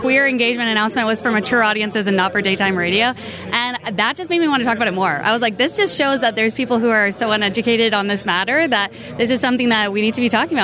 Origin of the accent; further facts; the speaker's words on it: Canada; we all love being Canadian